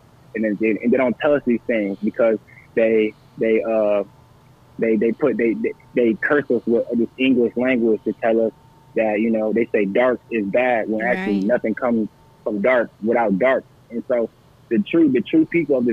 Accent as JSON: {"language": "English", "town": "Toledo", "region": "Ohio", "country": "United States", "moved": "yes", "lives_now": "Austin, United States", "said": "I'm from Toledo"}